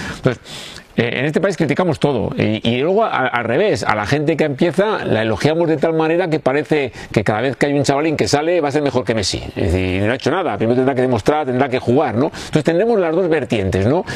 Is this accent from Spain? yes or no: yes; Bilbao, Basque Country, Spain